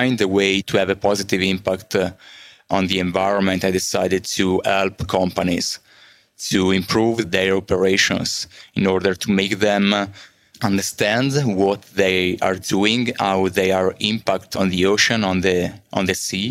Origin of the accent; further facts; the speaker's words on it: Milan, Lombardy, Italy; from Milano, Italy.